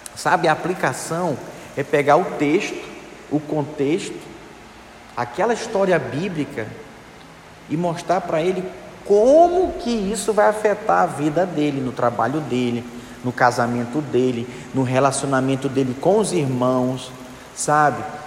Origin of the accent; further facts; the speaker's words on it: Manaus, Amazonas, Brazil; Eu sou de Manaus, Amazonas. Aí lá eles falam assim: deixa o bichinho